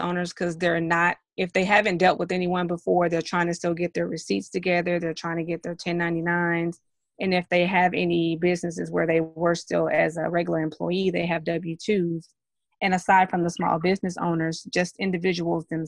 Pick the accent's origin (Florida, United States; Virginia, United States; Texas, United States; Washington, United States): Texas, United States; Dallas; now in Lewisville, United States; I currently reside in Lewisville, but I am from Dallas, Texas